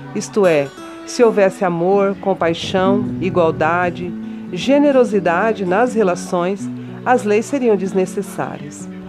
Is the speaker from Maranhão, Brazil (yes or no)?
no; Mato Grosso do Sul, Brazil; also born or lived in São Paulo / Dourados; Nascida em São Paulo, por acaso, mas criada em criada, educada e e vivida em Mato Grosso do Sul